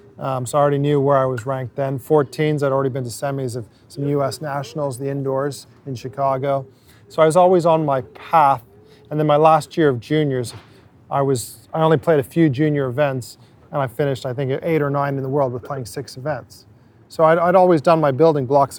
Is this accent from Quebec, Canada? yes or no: yes; Montreal, Quebec, Canada; I was English-speaking, but meaning I grew up in Montreal as a kid